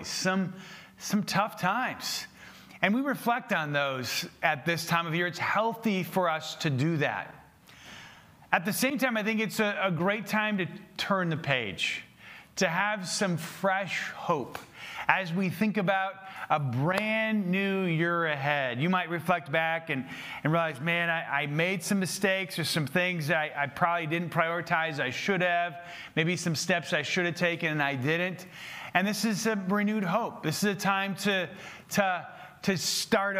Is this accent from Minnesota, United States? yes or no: yes; Minnesota, United States; I'm from Minnesota.